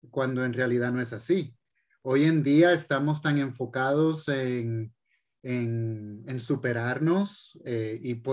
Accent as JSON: {"language": "Spanish", "country": "Puerto Rico", "said": "De Puerto Rico, pero, ah, pero era algo que ya estaba predeterminado."}